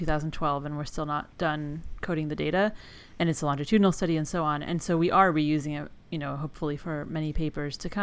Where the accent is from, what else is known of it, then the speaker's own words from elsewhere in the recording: Palo Alto, California, United States; moved away; I grew up in Palo Alto